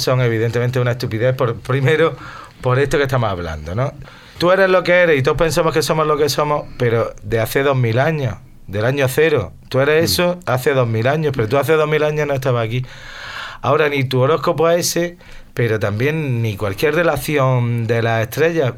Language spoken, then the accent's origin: Spanish; Granada, Andalusia, Spain; Yo vivo, pues si nací en La Chana, vivo a 200 metros para arriba